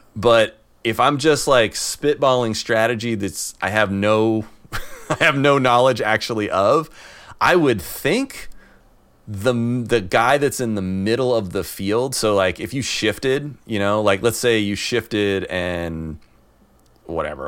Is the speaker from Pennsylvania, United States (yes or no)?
no; the Midwest, Illinois, United States; now in San Francisco Bay Area, United States; I grew up in the Midwest